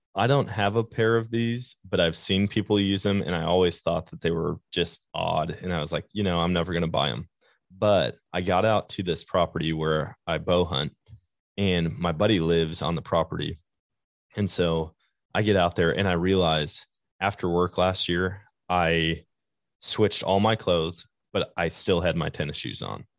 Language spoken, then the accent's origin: English; Wisconsin, United States; moved away; I grew up in Wisconsin.